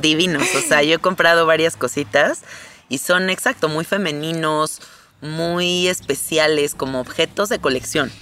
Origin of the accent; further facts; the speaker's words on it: Mexico; soy mexicana